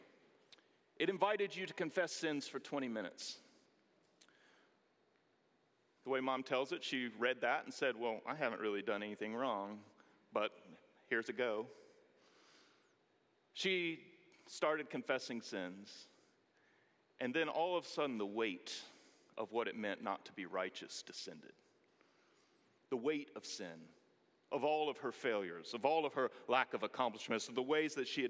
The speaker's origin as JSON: {"language": "English", "town": "Greenville", "region": "North Carolina", "country": "United States", "tie": "born or raised there", "said": "we moved to my hometown of Greenville, North Carolina"}